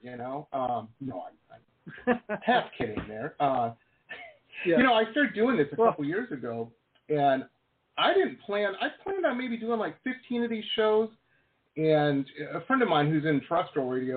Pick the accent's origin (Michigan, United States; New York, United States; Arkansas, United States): Michigan, United States; Detroit; moved away as an adult; also born or lived in Boston / West Coast; now in Florida, United States; I grew up in Metro Detroit, school in Boston, and lived out on the West Coast for a long time.